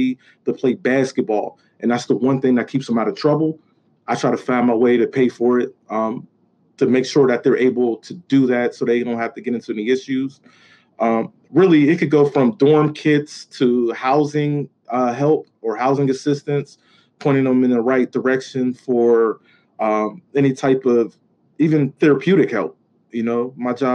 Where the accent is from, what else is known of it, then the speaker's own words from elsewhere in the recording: Pittsburgh, Pennsylvania, United States; I grew up in the projects. I was raised in the projects. And from there, I went to a neighborhood in the Hill